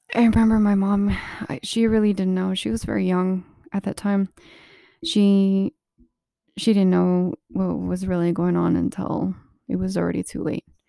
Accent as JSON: {"language": "English", "town": "Alamo", "region": "New Mexico", "country": "United States", "tie": "born or raised there", "also_born_or_lived": "Socorro, New Mexico", "said": "I had lived in really ghetto um, kinda, like, deserted place. It was in Alamo, New Mexico"}